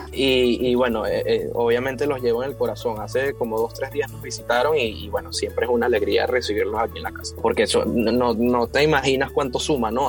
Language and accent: Spanish; Puerto La Cruz, Anzoátegui, Venezuela; also born or lived in Caracas / Barcelona; toda mi infancia, desde los 0 hasta los 11 años, lo viví aquí en Puerto La Cruz